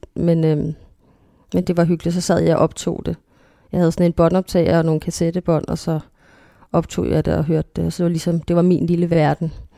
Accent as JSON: {"language": "Danish", "area": "North Zealand", "region": "Capital Region of Denmark", "country": "Denmark", "tie": "born or raised there", "said": "jeg gik på en kristen skole. Øhm, også i Nordsjælland"}